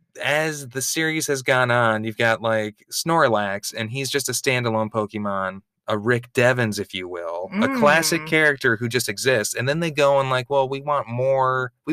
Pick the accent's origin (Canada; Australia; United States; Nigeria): United States; Midwest; as a Midwesterner